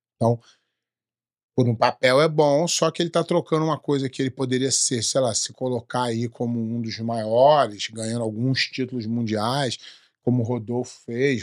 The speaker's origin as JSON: {"language": "Portuguese", "country": "Brazil", "said": "sou brasileiro"}